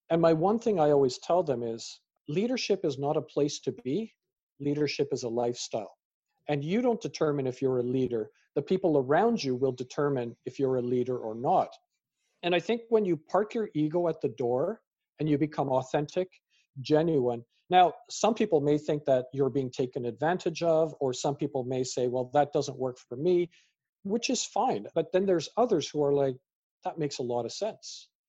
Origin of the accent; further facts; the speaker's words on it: Canada; also born or lived in United Kingdom; as a British born Canadian with parents from Fiji and, you know, grandparents from India, who am I?